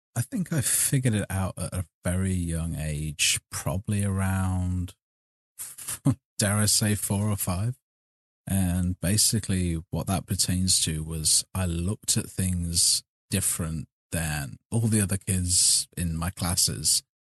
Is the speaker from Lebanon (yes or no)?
no; Burbage, East Midlands, United Kingdom; moved away as an adult; now in United States; I was born in Leicestershire, raised in a little town called Burbage